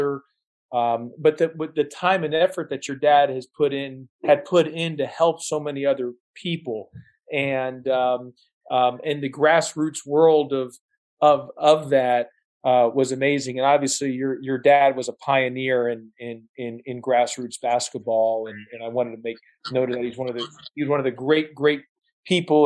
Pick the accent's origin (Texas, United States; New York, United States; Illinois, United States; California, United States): Texas, United States; Kingwood; moved away; I grew up in Kingwood, Texas, which is north of Houston